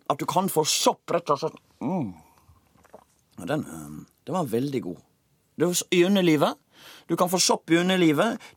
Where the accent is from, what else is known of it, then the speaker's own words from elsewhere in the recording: Iceland; now in Norway; Jeg er ikke født på Island. Jeg er født i Island.